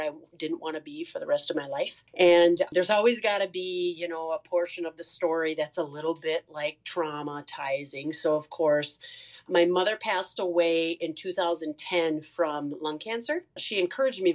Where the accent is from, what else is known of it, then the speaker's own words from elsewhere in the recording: Sauk Centre, Minnesota, United States; I'm originally from Sauk Center, Minnesota